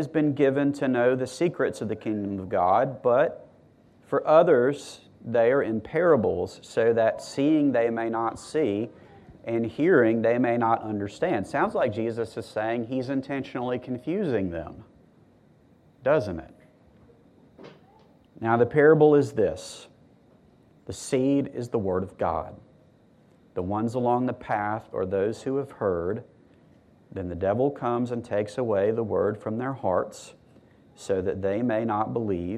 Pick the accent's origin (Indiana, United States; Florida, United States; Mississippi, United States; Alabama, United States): Mississippi, United States; I'm from Mississippi.